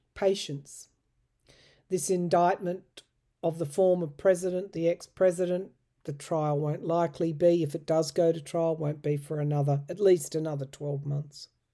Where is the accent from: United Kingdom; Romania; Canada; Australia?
Australia; I know as an Australian